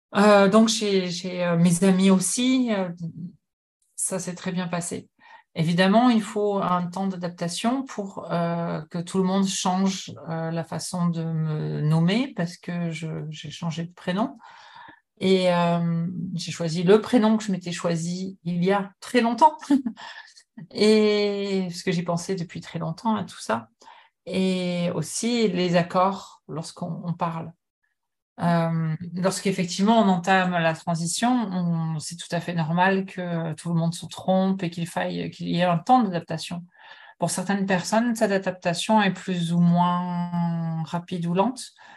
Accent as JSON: {"language": "French", "country": "France", "tie": "born or raised there", "also_born_or_lived": "United States / Japan", "moved": "as an adult", "lives_now": "Montreal, Canada", "said": "Je suis née en France, de parents français, mais j'ai longtemps, j'ai passé beaucoup de temps aux États-Unis lorsque j'étais adolescente"}